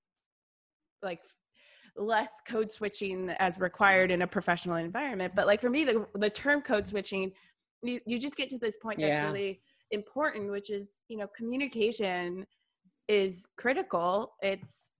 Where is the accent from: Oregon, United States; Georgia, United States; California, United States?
Georgia, United States; Atlanta; I grew up here in Atlanta, woman of color